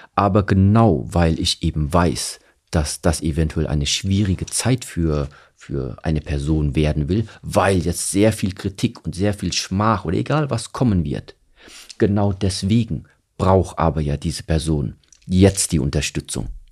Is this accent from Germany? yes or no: yes; Germany; ich bin hier in Deutschland aufgewachsen.